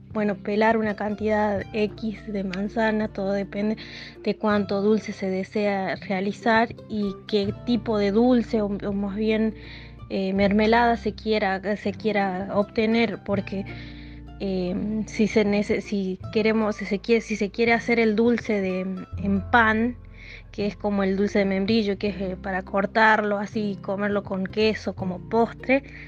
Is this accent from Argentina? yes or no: yes; El Peñón, Catamarca, Argentina; soy del Peñón Antofagasta de la Sierra